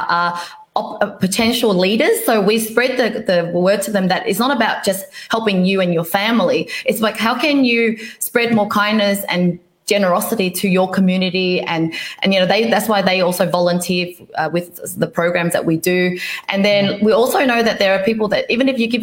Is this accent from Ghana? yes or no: no; Vietnam; moved away; I was born in Vietnam